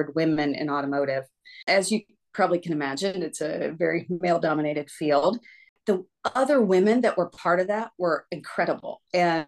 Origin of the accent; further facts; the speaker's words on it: West Carrollton, Ohio, United States; now in Northville, United States; Near Dayton, Ohio, West Carrollton, to be specific.